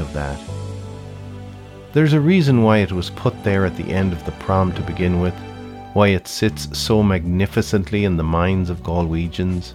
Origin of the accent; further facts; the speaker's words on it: Galway, Connacht, Ireland; now in New York, United States; most of the many people I grew up with in Galway, they left too